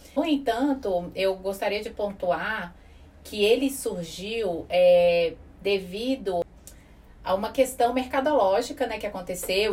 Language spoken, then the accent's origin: Portuguese; Brasília, Federal District, Brazil; nós somos de Brasília